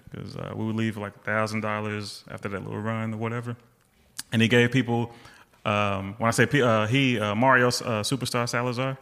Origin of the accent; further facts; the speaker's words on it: Seattle, Washington, United States; moved away; I was born in Seattle. My mom still lives there.